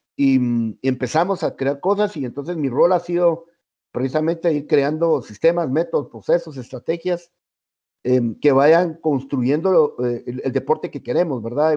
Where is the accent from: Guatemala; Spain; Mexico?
Guatemala; los guatemaltecos